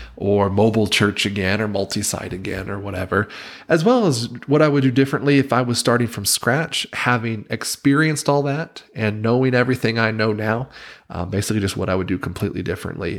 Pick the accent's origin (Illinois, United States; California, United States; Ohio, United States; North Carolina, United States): North Carolina, United States; Wilmington; moved away as an adult; now in Provo, United States; the town where I grew up in Wilmington, North Carolina